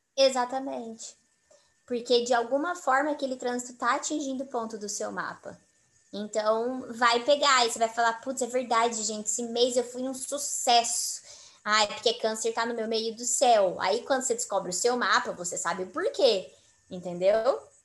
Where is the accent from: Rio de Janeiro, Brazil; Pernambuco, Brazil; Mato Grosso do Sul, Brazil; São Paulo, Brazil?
Mato Grosso do Sul, Brazil; eu sou de Mato Grosso do Sul